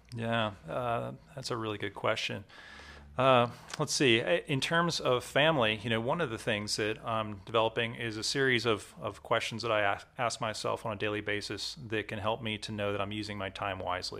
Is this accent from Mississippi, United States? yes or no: no; Maryland, United States; I'm from Maryland